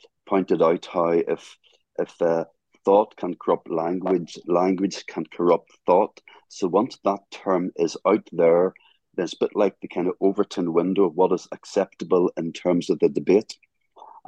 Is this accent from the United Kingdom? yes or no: yes; Northern Ireland, United Kingdom; I'm from Northern Ireland